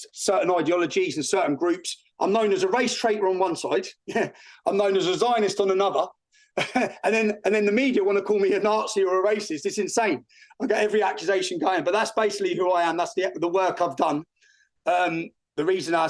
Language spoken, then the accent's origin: English; Luton, East of England, United Kingdom; growing up in Luton